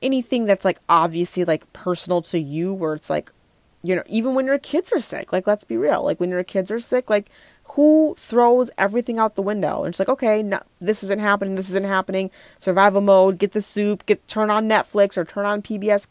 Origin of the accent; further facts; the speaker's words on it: Minneapolis, Minnesota, United States; moved away; I'm not in Minneapolis right now. I don't live there currently. It's just my hometown